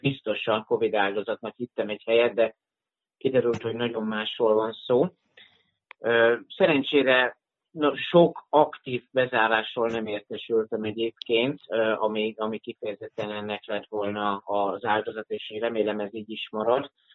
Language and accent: Hungarian; Zalaegerszeg, Zala, Hungary; also born or lived in Vienna; tudatosan hazajöttem a második hullámra a szülővárosomba, Zalaegerszegre